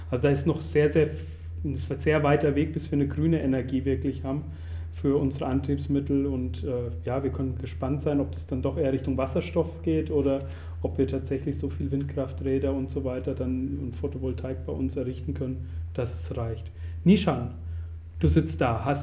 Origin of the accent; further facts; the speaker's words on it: Germany; Außerdem komme ich ja zum Beispiel auch immer unpünktlich und ich bin Deutscher.